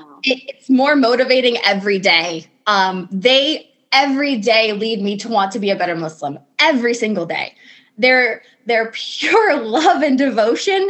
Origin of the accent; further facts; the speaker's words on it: Indiana, United States; I am 33 and I'm from Indiana.